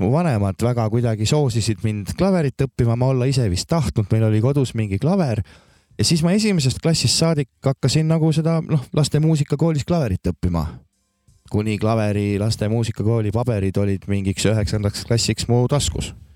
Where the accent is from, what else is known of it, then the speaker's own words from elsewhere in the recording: Maardu, Harju County, Estonia; moved away as an adult; also born or lived in Viljandi / Tallinn / Võru; olen selles mõttes pärit sellisest eeslinnast, Tallinna nagu eeslinnast väiksemast ja Laagest. no Maardu. siis seal, seal ma kasvasin